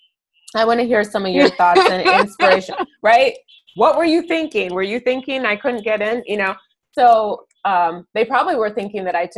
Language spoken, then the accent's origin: English; Ann Arbor, Michigan, United States; I'm from Ann Arbor. I live in Ann Arbor again.